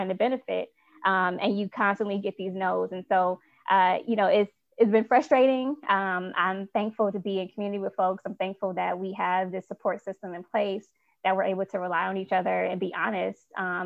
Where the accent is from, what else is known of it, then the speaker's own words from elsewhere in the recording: Chicago, Illinois, United States; I'm from Chicago